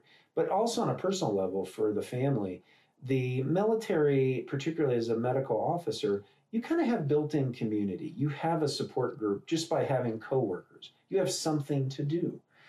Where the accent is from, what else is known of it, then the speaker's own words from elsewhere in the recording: Wisconsin, United States; born there; Well, I was born in Wisconsin, and my parents bought and sold motels and hotels, so I moved around a lot, about 9 times before I was 8.